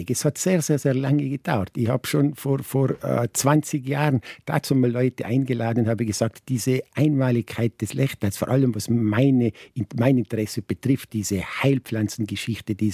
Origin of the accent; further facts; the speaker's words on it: Tyrol, Austria; Ich bin ein Lechtaler